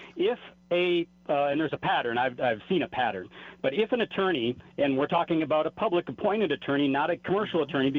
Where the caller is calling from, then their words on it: New Mexico, United States; in New Mexico